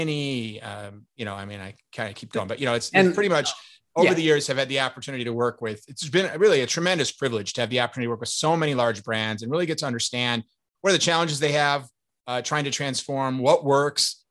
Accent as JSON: {"language": "English", "town": "Chicago", "region": "Illinois", "country": "United States", "also_born_or_lived": "New York area", "moved": "yes", "lives_now": "New York, United States", "said": "I'm originally from Chicago, but I've been living in the New York area for most of the last 30 years"}